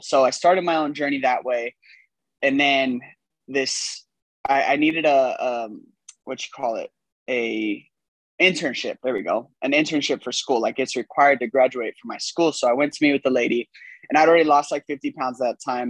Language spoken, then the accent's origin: English; California, United States; moved away as an adult; now in Texas, United States; i'm in texas because i'm originally from california um, came here on a football scholarship